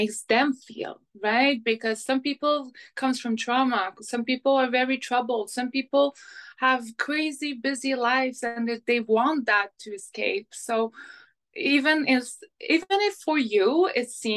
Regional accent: Montreal, Quebec, Canada; first language French; English is a second language; now in Vancouver, Canada; I'm from Montreal

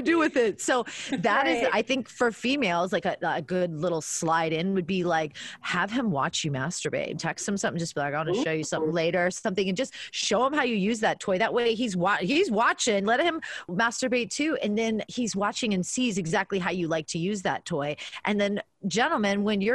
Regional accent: South Florida, United States; moved away; I'm from South Florida

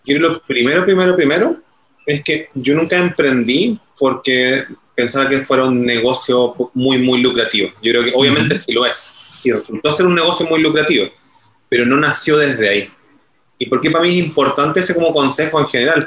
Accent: Chile; accent: Chilean; el acento lo estarán notando, que soy de Chile

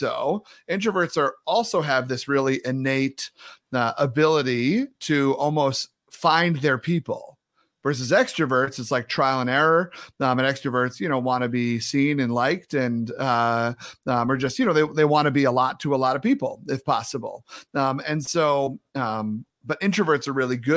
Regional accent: New York, United States; moved away as an adult; also born or lived in North Carolina; Born and raised in New York, went to school in North Carolina

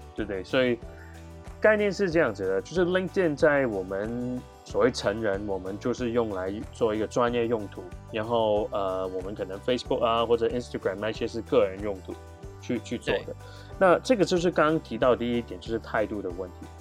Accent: Hong Kong; moved away as an adult; also born or lived in Canada / United States / Japan; now in Taiwan; 我来自香港

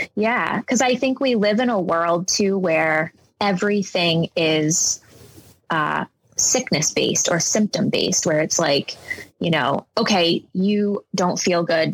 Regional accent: Rhode Island, United States; I grew up in Rhode Island um, with my mom and my stepdad mostly

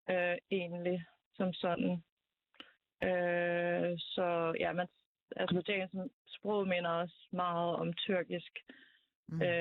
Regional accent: Azerbaijan; moved away; jeg er fra Azerbaijan, øhm, og øhm, har boet der i mange år, on and off, øhm, de sidste 10 år

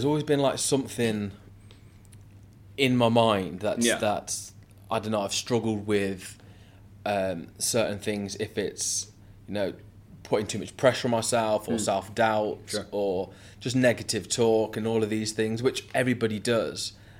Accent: Coventry, West Midlands, United Kingdom; moved away as an adult; also born or lived in London; So I'm originally from England, a place called Coventry.

